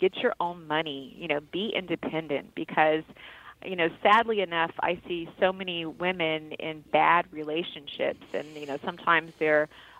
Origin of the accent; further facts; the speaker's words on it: Carson, California, United States; also born or lived in Long Beach, California; we grew up in Carson, California, then Long Beach, California